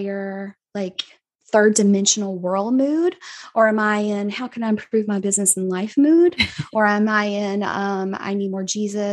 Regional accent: Southwest Georgia, United States; accent: Southern; I am from a very small town in Southwest Georgia with three whole stoplights. So you might could tell that by my wonderful accent

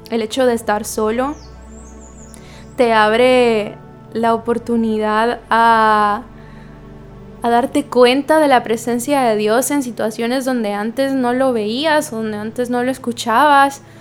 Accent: Guatemala; now in Santo Domingo, Dominican Republic; Como ustedes saben, yo soy guatemalteca, pero resido en Santo Domingo.

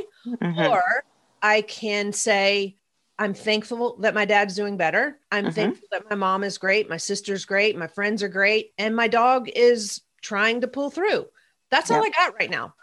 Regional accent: the South, United States; also born or lived in Nashville; I'm from the South.

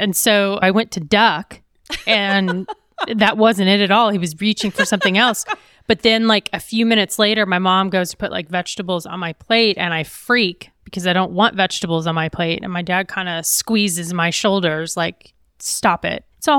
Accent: Midwest, United States; moved away; It was a great place to grow up.

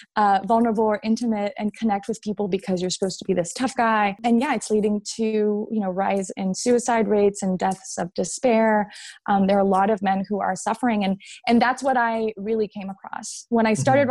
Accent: Montreal, Quebec, Canada; moved away as an adult; now in United States; I am Canadian, yes. yes. Um, and and I've been living in the states, yeah, for the last seven, eight.

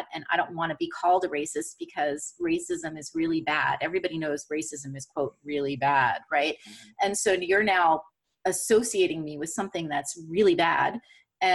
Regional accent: United States

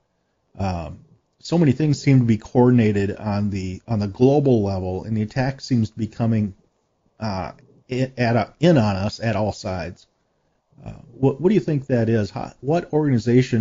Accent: United States; I know as an American

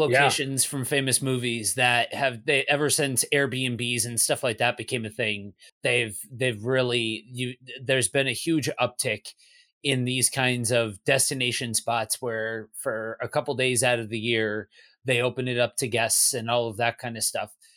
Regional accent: Northeast, United States; moved away; also born or lived in Midwest; I'm from the Northeast, so we are a bit of a snow globe

